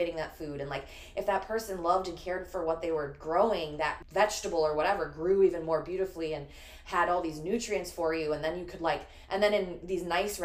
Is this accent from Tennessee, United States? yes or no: no; Chicago, Illinois, United States; I'm born and raised in Chicago